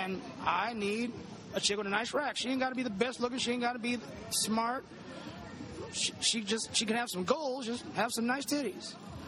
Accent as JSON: {"language": "English", "town": "Milan", "region": "Illinois", "country": "United States", "said": "I'm from Milan, Illinois."}